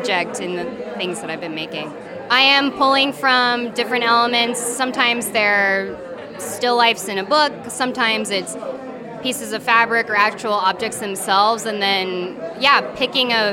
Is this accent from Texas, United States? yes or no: yes; Corpus Christi, Texas, United States; now in Brooklyn, United States; I'm originally from Corpus Christi, Texas, but I live in Brooklyn now.